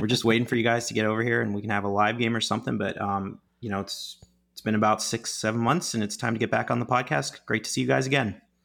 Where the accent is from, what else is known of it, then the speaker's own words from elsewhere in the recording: Pittsburgh, Pennsylvania, United States; my hometown Pittsburgh